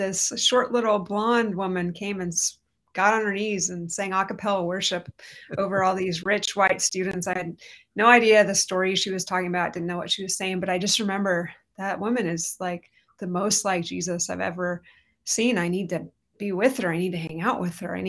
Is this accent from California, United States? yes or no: yes; Orange County, California, United States; also born or lived in Redding, California; now in Anaheim, United States; I'm from Orange County. I grew up under John Wimber and the Vineyard Movement, basically grew up in revival